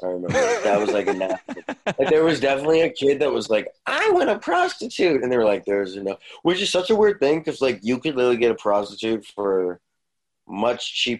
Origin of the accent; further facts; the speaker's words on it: South Jersey outside of Philly, New Jersey, United States; we grew up in South Jersey outside of Philly.